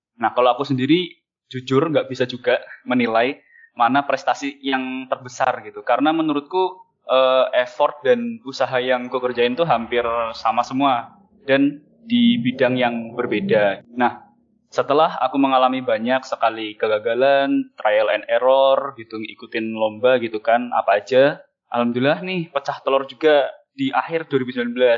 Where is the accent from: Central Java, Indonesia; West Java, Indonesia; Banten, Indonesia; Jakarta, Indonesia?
Central Java, Indonesia; Cilacap; moved away as an adult; now in Semarang, Indonesia; Aku sendiri besar di Cilacap, sebuah kota industri dengan tiga cerobong PLTU-nya dan flare Pertamina.